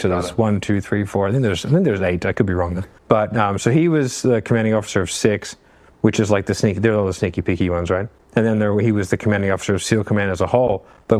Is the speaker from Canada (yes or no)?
no; Australia; because we like I'm Australian, like we had him wear Australian brands